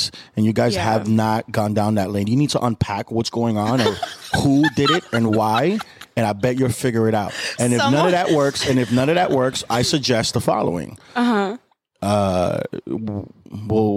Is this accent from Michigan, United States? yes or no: no; New York, United States; moved away as an adult; also born or lived in Los Angeles; now in Miami, United States; I was born and raised in New York, and then I moved to Miami right after high school